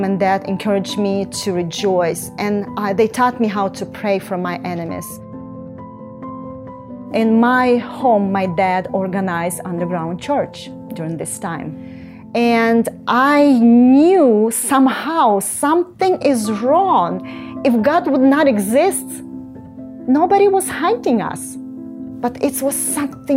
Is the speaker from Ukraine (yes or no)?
yes; Ukraine; I was born in Ukraine in 1968